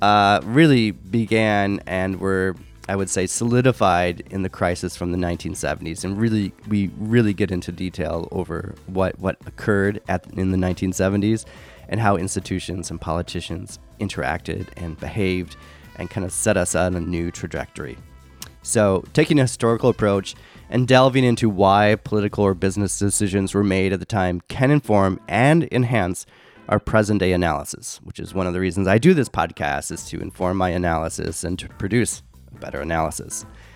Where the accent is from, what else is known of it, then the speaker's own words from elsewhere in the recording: United States; I'm from America, but still.